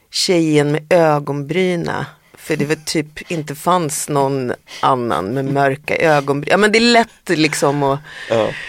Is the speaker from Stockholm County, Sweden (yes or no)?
no; Härnösand, Västernorrland County, Sweden; moved away; jag är ju den enda mm. i familjen som är född i Härnösand.